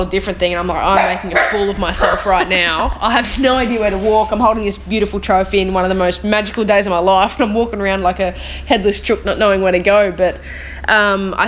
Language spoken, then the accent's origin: English; Australia; being an Australian